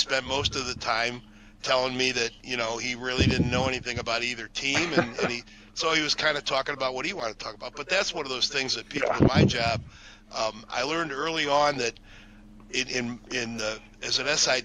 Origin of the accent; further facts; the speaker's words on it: Chicago, Illinois, United States; moved away; I was a kid growing up in Chicagoland